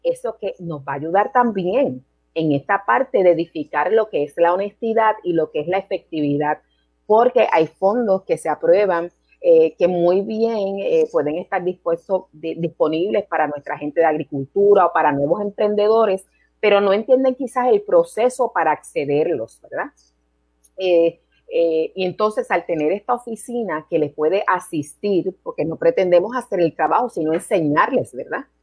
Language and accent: Spanish; Puerto Rico; moved away as an adult; also born or lived in New York, United States; Regreso a Puerto Rico en el 94 porque quería terminar mis estudios acá en Puerto Rico